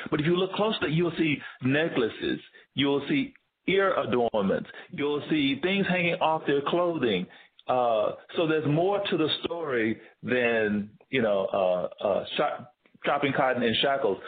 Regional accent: Tennessee, United States; moved away as an adult; also born or lived in Georgia; now in Bay Area, United States; growing up in the South, um, one of the main questions I'd always gotten from uh, uh, my community in the South was, "Where are you from?" It's like I'm from Tennessee.

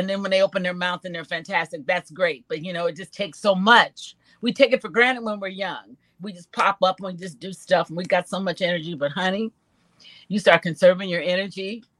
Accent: Chicago, Illinois, United States; I'm from Chicago, Illinois.

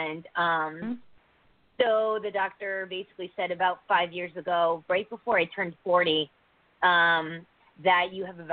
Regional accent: Connecticut, United States; I'm from Connecticut

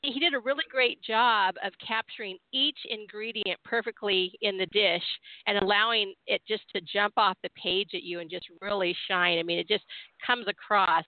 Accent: San Diego, California, United States; born and raised in Southern California

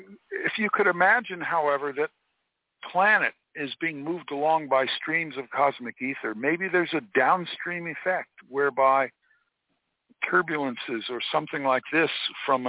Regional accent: Florida, United States; I grew up in Florida

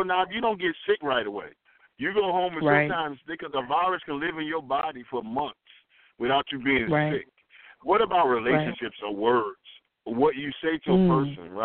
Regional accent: Southeast, United States; I'm from the Southeast

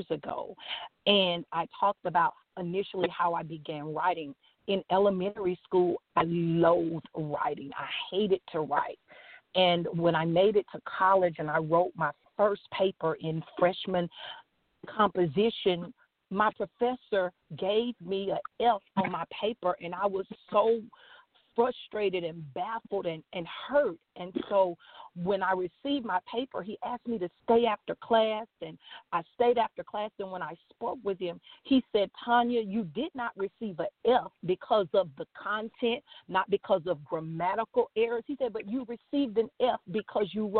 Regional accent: Louisiana, United States; I am from Louisiana. I live in Ponchatoula, Louisiana

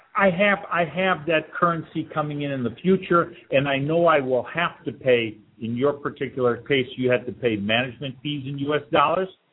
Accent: Detroit, Michigan, United States; moved away; I'm originally from Detroit

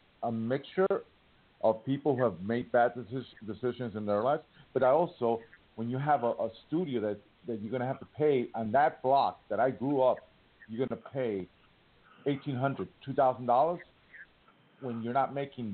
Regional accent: New York City, New York, United States; moved away; I grew up on West 71st. Right off Central Park West.

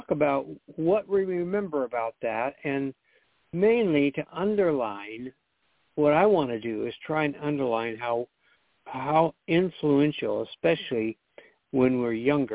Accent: Pasadena, California, United States; We know each other from growing up in the Pasadena area and going to Lake Avenue Congregational Church

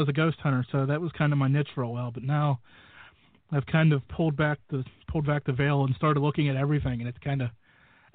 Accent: Western Pennsylvania, United States; I'm from Western Pennsylvania

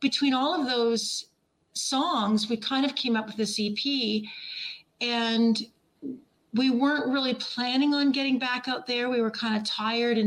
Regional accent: Ontario, Canada; moved away as an adult; also born or lived in Nashville, Tennessee; I'm from Ontario

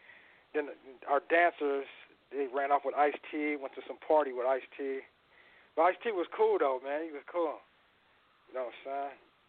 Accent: Riverside, California, United States; Yeah, I grew up with Rodney on Riverside, Riverside, California.

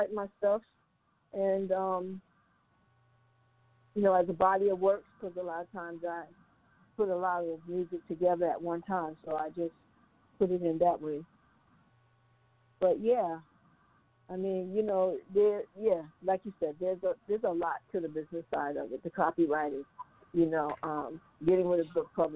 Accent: Brooklyn, Long Island, New York, United States; also born or lived in Glen Cove, New York; I'm from Brooklyn, Long Island

